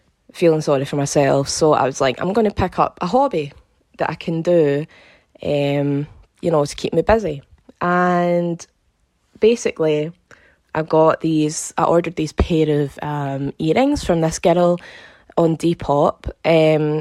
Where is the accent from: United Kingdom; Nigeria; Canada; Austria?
United Kingdom; Glasgow, Scotland; I'm from Glasgow in Scotland.